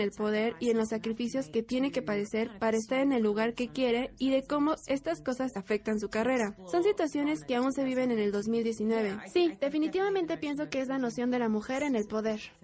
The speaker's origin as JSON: {"language": "Spanish", "town": "Hermosillo", "region": "Sonora", "country": "Mexico", "tie": "born or raised there", "moved": "yes", "said": "yo veía de niña que en Hermosillo los anuncios en la tele"}